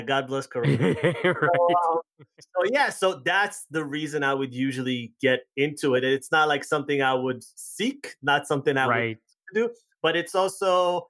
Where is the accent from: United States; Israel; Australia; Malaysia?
Israel; moved away; originally I'm from Israel